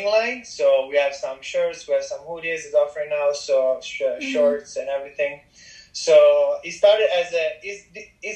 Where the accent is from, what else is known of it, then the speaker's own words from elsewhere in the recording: Italy; now in Michigan, United States; I'm from Italy